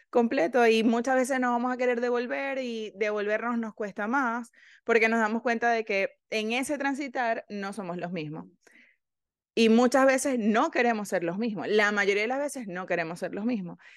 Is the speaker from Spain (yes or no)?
no; Venezuela; Nosotras somos de Venezuela